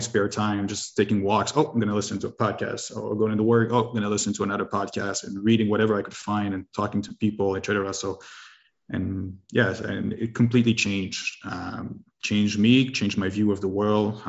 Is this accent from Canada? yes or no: yes; Canada; I'm from Canada, French Canadian